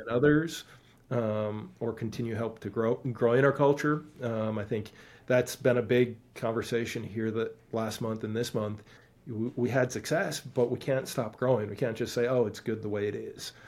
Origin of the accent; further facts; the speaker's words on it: Stevens Point, Wisconsin, United States; moved away; I grew up in Stevens Point, Wisconsin.